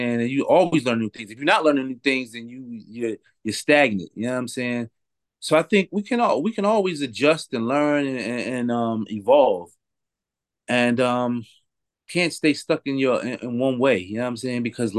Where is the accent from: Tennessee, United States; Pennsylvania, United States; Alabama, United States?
Pennsylvania, United States; Philadelphia; You know, especially where I was coming from Philadelphia, it was hard to get that good weed.